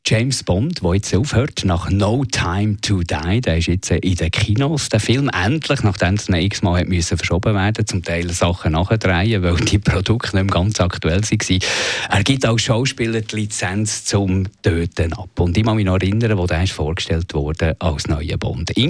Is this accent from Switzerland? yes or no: yes; Switzerland